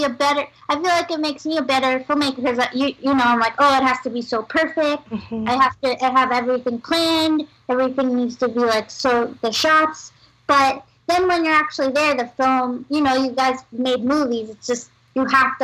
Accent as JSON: {"language": "English", "town": "New York City", "region": "New York", "country": "United States", "tie": "born or raised there", "said": "I grew up in Manhattan"}